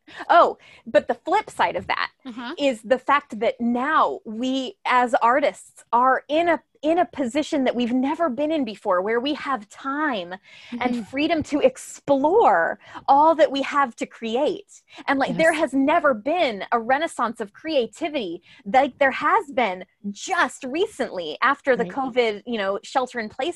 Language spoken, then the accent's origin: English; United States; as American artists